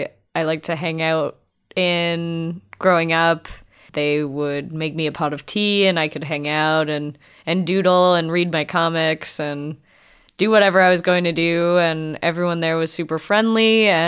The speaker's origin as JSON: {"language": "English", "town": "Windsor", "region": "Ontario", "country": "Canada", "tie": "born or raised there", "said": "I grew up in Windsor, so it's kitty corner to Detroit. So I used to go to NoviCon and all that stuff."}